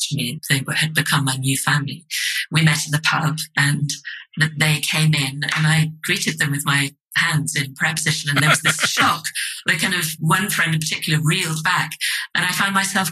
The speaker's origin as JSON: {"language": "English", "region": "London", "country": "United Kingdom", "also_born_or_lived": "Edinburgh", "said": "I'm from London"}